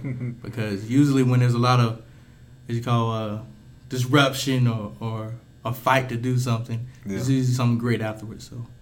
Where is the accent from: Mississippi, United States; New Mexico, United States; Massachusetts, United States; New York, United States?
Mississippi, United States; Kilmichael; Well, I hail from Kill Michael, Mississippi.